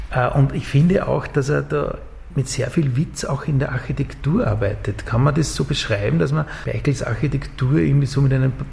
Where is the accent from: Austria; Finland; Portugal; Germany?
Austria; Upper Austria; Ja, ich komme aus Oberösterreich und dann war ich, wie ich dann in, in, Linz in diesem Studio war